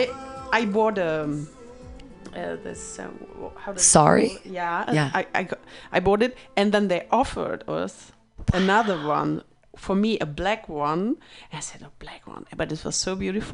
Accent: the East part, East Germany, Germany; English is a second language; moved away; also born or lived in Frankfurt; my first foreign language was Russian because I grew up in the East part.

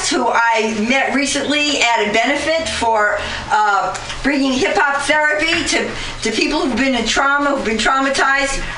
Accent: Bronx, New York, United States; moved away; oh, I'm not from here. I've been here for over 35 years. I'm from the Bronx, but I'm still from the Bronx.

